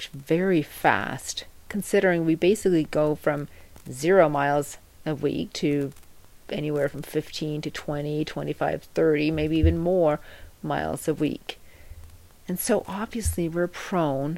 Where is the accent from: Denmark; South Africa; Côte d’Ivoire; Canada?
Denmark; moved away as an adult; now in United States; I'm from Denmark originally, although I've lived most of my adult life in the U.S., and I have my own family over here